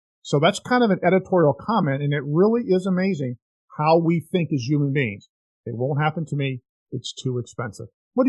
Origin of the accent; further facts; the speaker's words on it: Orlando, Florida, United States; I grew up in Orlando, which is obviously in the center part of the state of Florida.